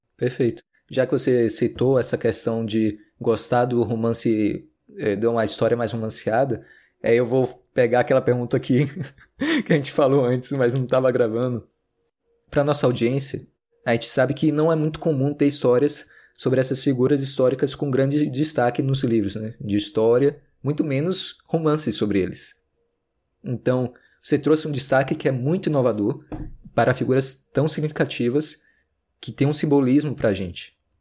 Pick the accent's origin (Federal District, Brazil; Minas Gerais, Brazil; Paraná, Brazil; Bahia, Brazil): Bahia, Brazil; Salvador; é da minha terra Salvador, de Salvador